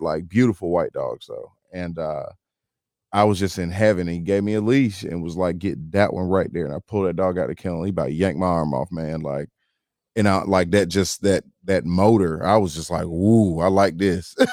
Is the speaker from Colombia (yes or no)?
no; Atlanta, Georgia, United States; I'm from Atlanta, Georgia